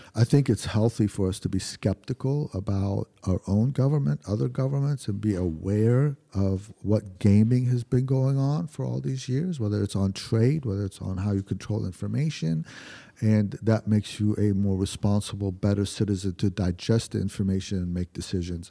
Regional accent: Lebanon; now in United States; my hometown, in, in Lebanon

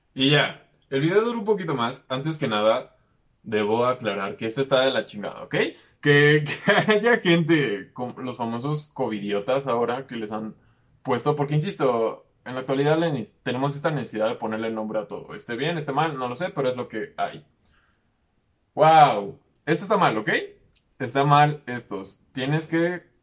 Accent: Mexico; que soy aquí de México

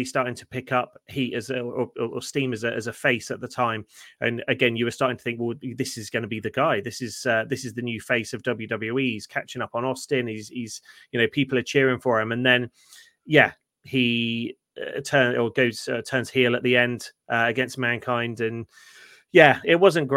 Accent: United Kingdom; we're British

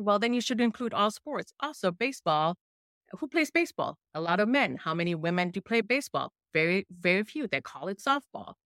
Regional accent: Germany; accent: thick German; first language German; English is a second language; my thick German accent sometimes when I speak English.

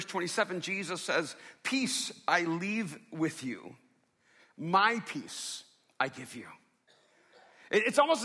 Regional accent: Miami, Florida, United States; When I was growing up in Miami

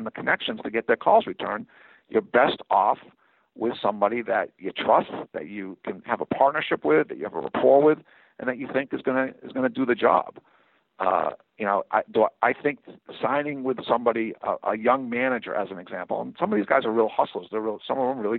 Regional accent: Northeast, United States; You know, I'm from the Northeast. I'm going to connect with certain people, you know, and sometimes because I'm from the Northeast, I won't connect with certain people.

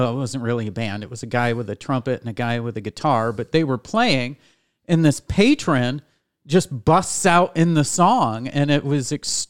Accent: upstate New York, United States; I was a white kid from upstate New York.

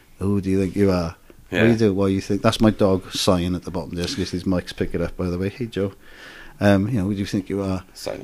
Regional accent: Wales, United Kingdom; I'm a Welsh as well

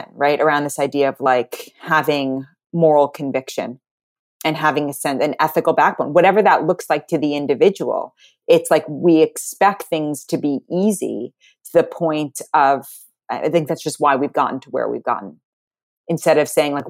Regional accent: New York City, New York, United States; I grew up in Manhattan. Everyone I went to school with, everyone's dad was on Wall Street

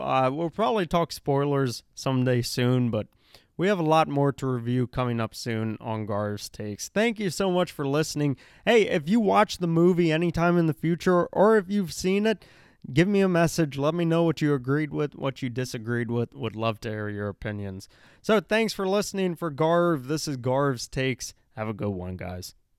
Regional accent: India; I'm Indian

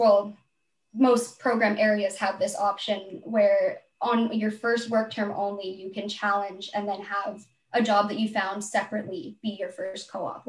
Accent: Salem, Oregon, United States; moved away as an adult; now in Victoria, Canada; I was born in Salem, Oregon in the United States. And then I moved to Victoria to come to UVic

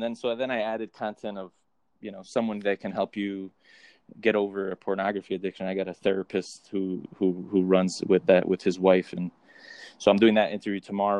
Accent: New Jersey, United States; look like my father, who was German, but I'm half Colombian. So I'm from the East Coast and from New Jersey.

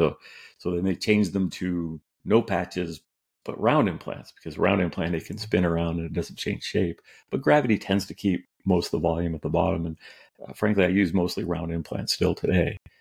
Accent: California, United States; also born or lived in New York; I grew up out here in California

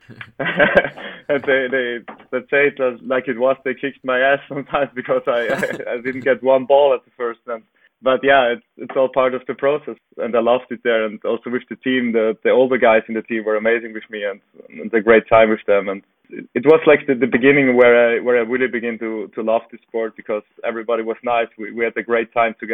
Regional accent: Italy; moved away as an adult; also born or lived in Vienna, Austria; I grew up in Italy, went there for studies to Vienna with 18 years

